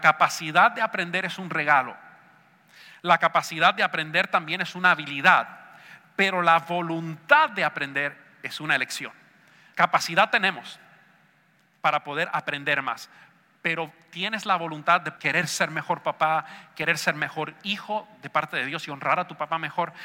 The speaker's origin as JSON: {"language": "Spanish", "country": "Argentina", "said": "Yo sé que soy argentino"}